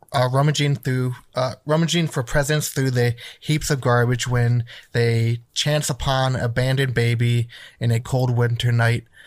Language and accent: English; Wisconsin, United States; moved away; I grew up in Wisconsin